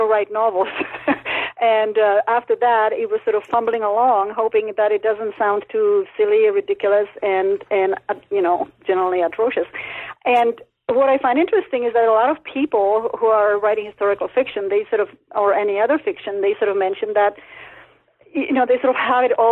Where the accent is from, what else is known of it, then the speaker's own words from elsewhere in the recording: Czechia; English is a second language; also born or lived in Canada; now in New Mexico, United States; after the Russians invaded Czechoslovakia, we ended up as refugees in Canada, and that's where I learned English